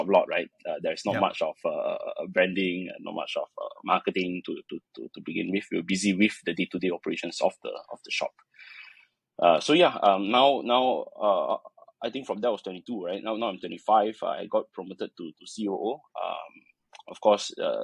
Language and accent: English; Malaysia; I'm a Malaysian